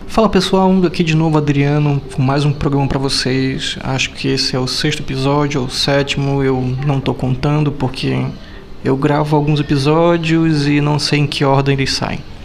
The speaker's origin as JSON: {"language": "Portuguese", "town": "Belém", "region": "Pará", "country": "Brazil", "said": "hoje eu falo de Salvador, mas sou de Belém"}